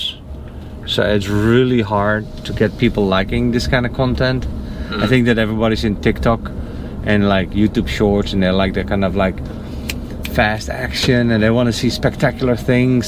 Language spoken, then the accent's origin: English; Netherlands; now in United States; the Netherlands